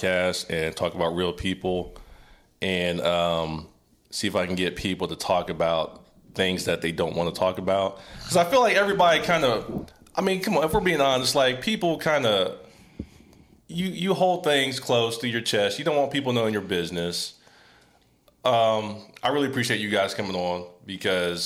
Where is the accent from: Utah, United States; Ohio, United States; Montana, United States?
Ohio, United States; moved away; also born or lived in Tennessee / Springfield, Ohio / Memphis, Tennessee; I'm from Ohio, raised in Ohio and Tennessee.